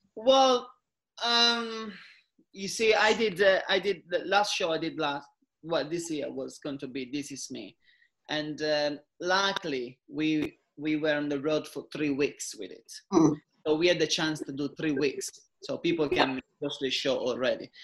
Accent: Italy; English is a second language; moved away as an adult

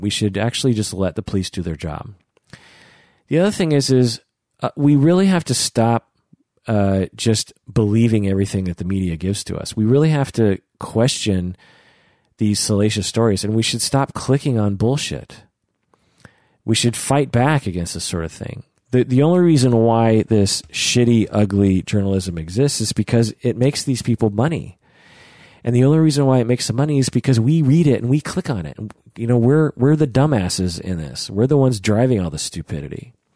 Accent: United States; as an American

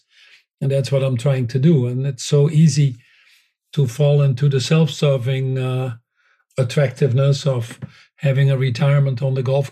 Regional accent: Netherlands; moved away; that I was born in the Netherlands

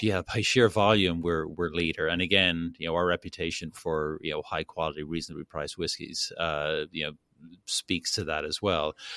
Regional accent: Dublin, Leinster, Ireland; moved away as an adult; now in Kentucky, United States; born and raised in Dublin, went to school there

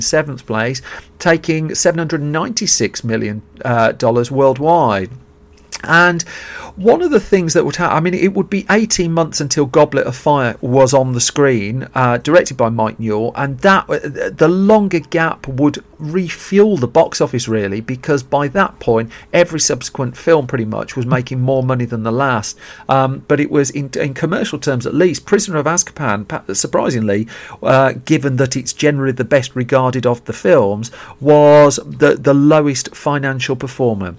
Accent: Birmingham, West Midlands, United Kingdom; I grew up in Birmingham

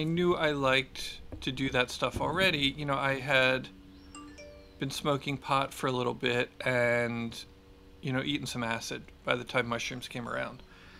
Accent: Philadelphia, Pennsylvania, United States; now in Marin, United States; No, I grew up in Philly. I grew up in the suburbs of Philly. I didn't move to Marin until much later.

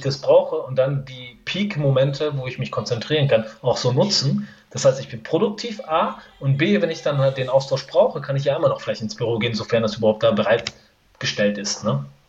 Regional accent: Iran; moved away; wir Iraner

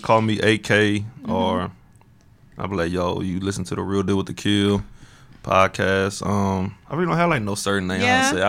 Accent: Houston, Texas, United States; I'm from Houston.

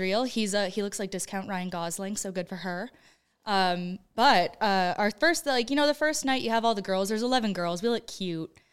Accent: Creston, British Columbia, Canada; moved away; my hometown of Creston, B C

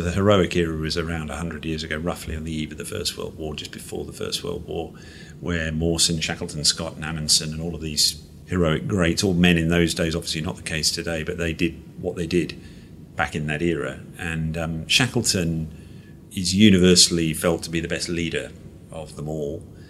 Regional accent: Malaysia; I grew up in Malaysia as a kid. And Malaysia, back in the 70s when I was a small kid, I mean, was an adventurous place.

